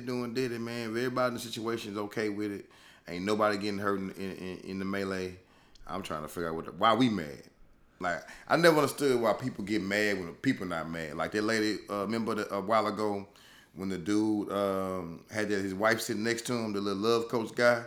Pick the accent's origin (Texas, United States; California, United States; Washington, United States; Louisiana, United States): Louisiana, United States; I'm from Louisiana. I'ma take it back to the boot